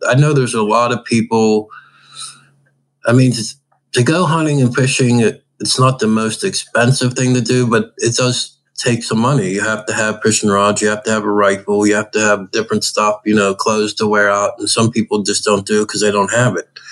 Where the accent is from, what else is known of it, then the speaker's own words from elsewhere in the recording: Pittsburgh, Pennsylvania, United States; I grew up in Pittsburgh and I grew up fishing with my dad all the time